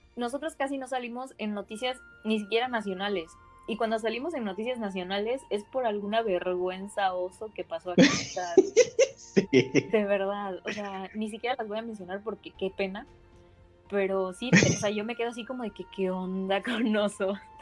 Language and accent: Spanish; Ciudad del Carmen, Campeche, Mexico; Ciudad del Carmen, Campeche